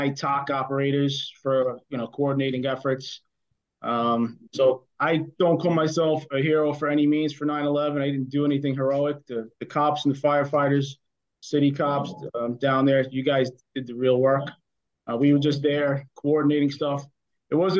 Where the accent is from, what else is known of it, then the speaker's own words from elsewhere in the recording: New York City, New York, United States; I grew up in Brooklyn, Sheepshead Bay, back in the 70s